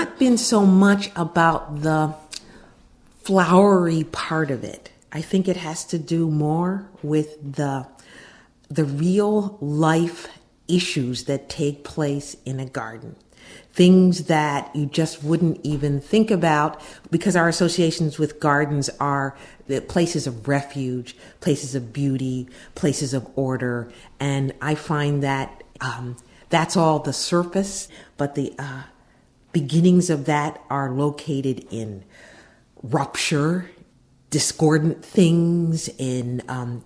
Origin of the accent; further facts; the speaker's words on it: Pittsburgh, Pennsylvania, United States; moved away as an adult; now in Philadelphia, United States; I'm originally from Pittsburgh, Pennsylvania, but I've spent most of my adult life in Philadelphia